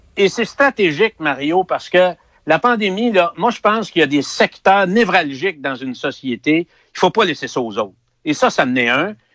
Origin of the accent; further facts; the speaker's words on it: Quebec, Canada; les gens de la région, les Québécois, c'était des mineurs.